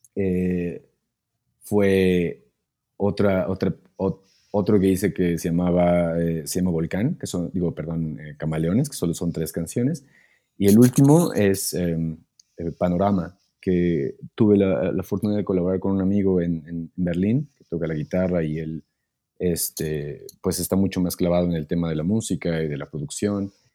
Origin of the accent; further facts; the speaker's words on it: Mexico; moved away as an adult; now in Germany; vivir fuera de, mi país por un tiempo